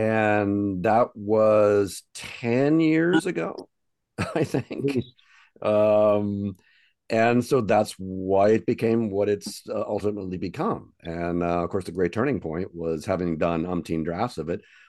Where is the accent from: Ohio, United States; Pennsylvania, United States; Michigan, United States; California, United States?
California, United States; Orange County; moved away; I grew up in Orange County, California.